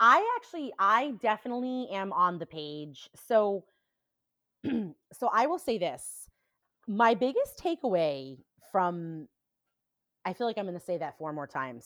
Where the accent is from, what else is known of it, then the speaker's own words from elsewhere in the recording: New Hampshire, United States; now in Indianapolis, United States; when I was growing up in New Hampshire